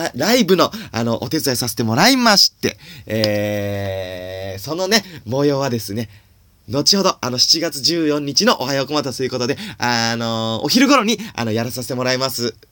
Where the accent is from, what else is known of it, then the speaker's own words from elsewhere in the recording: Suzaka, Nagano, Japan; 僕は長野県の、 あの、須坂市ってとこ出身